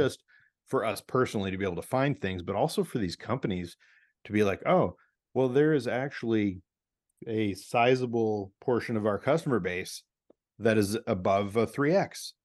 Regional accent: St. Louis, Missouri, United States; now in Portland, United States; my hometown of Saint Louis, Missouri.

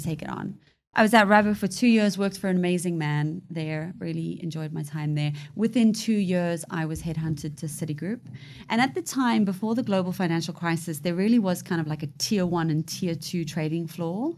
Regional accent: South Africa; now in United Kingdom; I was born in South Africa to a British mother, Zambian father. Came over to the U K in nineteen ninety-nine.

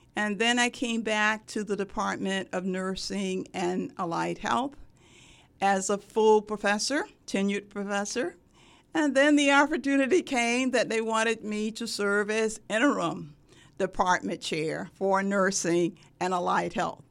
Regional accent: Sumter, South Carolina, United States; moved away as an adult; also born or lived in Durham, North Carolina; now in Norfolk, United States; my hometown is Sumter, South Carolina.

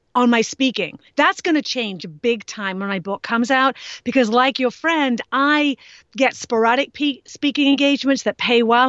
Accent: England, United Kingdom; moved away; I grew up in England

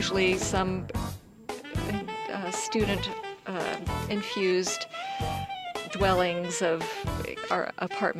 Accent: Oregon, United States; I spent a lot of my childhood in Oregon.

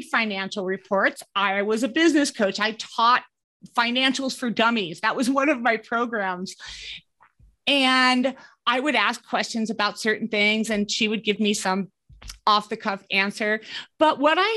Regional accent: East Coast, United States; moved away as an adult; also born or lived in New York City / Denver / Caribbean; now in Colorado, United States; I grew up on the East Coast

